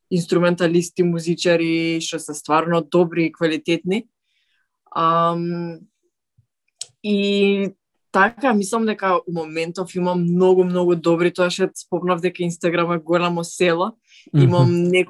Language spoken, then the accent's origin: Macedonian; North Macedonia; дека сум од Македонија